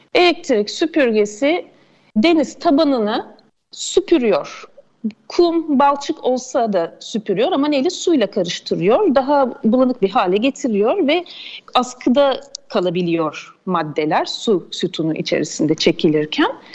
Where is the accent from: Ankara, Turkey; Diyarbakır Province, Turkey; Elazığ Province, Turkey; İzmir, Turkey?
İzmir, Turkey